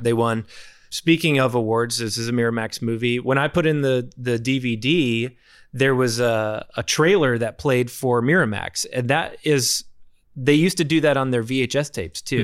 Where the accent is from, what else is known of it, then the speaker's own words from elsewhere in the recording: Arkansas, United States; I'm from Arkansas